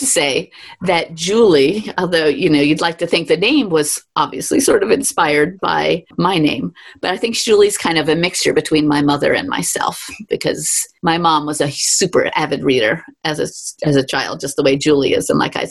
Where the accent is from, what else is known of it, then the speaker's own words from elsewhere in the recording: New York City, New York, United States; growing up in Manhattan where you have to walk everywhere